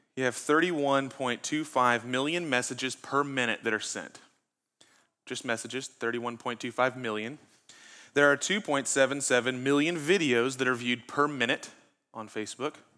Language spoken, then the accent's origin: English; Huffman, Texas, United States; I grew up in Huffman